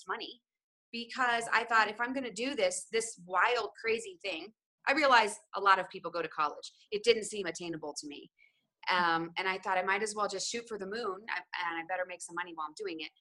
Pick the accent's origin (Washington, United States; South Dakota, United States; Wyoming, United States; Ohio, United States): Ohio, United States; I grew up in Ohio. I was born in Ohio.